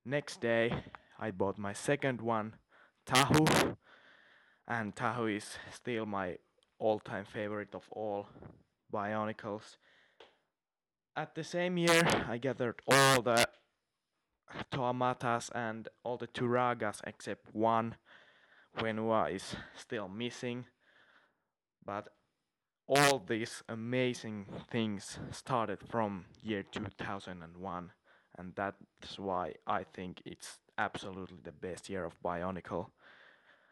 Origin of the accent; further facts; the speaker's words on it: Finland; I'm from Finland